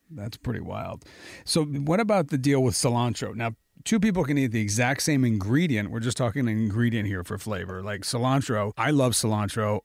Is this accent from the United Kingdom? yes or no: no; Italy; now in United States; I grew up in Italy, you know, and I would be sitting in the countryside in Italy. As a kid